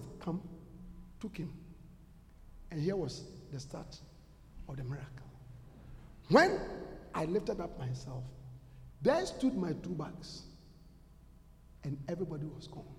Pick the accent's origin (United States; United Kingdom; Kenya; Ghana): Ghana; moved away as an adult; also born or lived in Russia; go back to Ghana